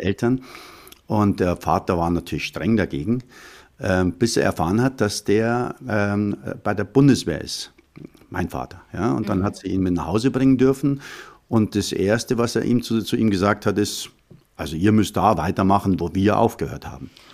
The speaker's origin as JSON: {"language": "German", "town": "Munich", "region": "Bavaria", "country": "Germany", "tie": "born or raised there", "said": "Ich bin also äh, am Hasenbergel aufgewachsen in München"}